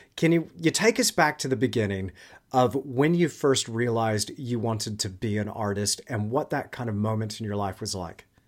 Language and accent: English; Kerrville, Texas, United States; I was born in a place called Kerrville